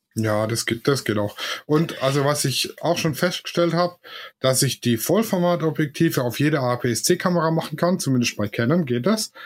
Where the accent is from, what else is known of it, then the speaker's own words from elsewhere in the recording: Swabia, Germany; ich bin Schwabe